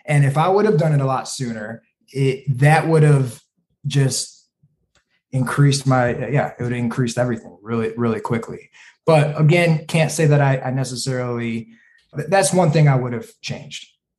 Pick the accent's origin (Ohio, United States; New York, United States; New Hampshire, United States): Ohio, United States; Toledo; now in Chicago, United States; When I came from Toledo, Ohio, I moved to Chicago. There was a lot of like, whoa, wait a second, this is really expensive compared to where I came from, right?